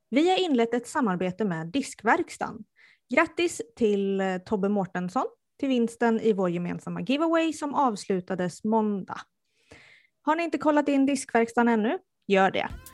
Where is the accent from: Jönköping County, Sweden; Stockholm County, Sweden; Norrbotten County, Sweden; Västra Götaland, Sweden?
Västra Götaland, Sweden; Strömstad; moved away; jag är från eh, Bohuslän. Eh, närmare bestämt Strömstad ursprungligen. Och det kunde de tydligen höra